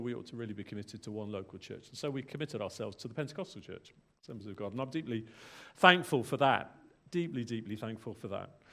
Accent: England, United Kingdom; moved away as an adult; also born or lived in London / Bangor, Wales; now in South Wales, United Kingdom; I was born in England

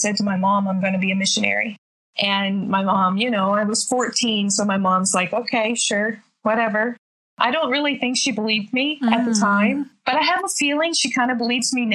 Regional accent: New Brunswick, Canada; moved away as an adult; also born or lived in Ghana; now in Gabon; I'm originally from New Brunswick, Canada, and grew up in the church. Amazing family from a little tiny, tiny community

